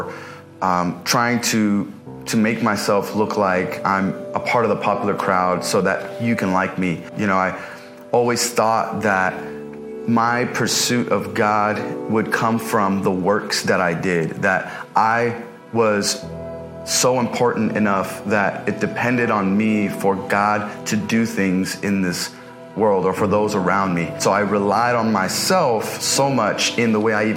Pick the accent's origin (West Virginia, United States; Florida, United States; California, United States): California, United States; Los Angeles; I was born and raised here in the San Fernando Valley to immigrant parents from Palestine